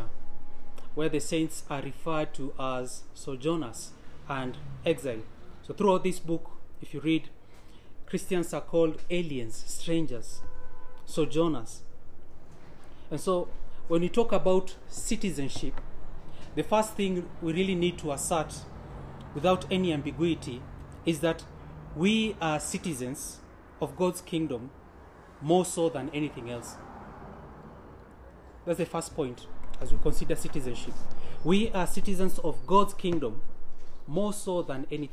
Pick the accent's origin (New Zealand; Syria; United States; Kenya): Kenya; I'm a Kenyan citizen